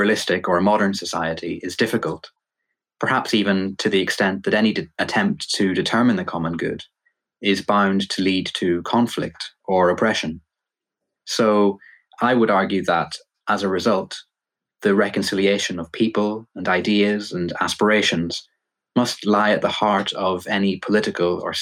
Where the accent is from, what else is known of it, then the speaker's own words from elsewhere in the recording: Northern Ireland, United Kingdom; I grew up in Northern Ireland in the aftermath of the Good Friday Agreement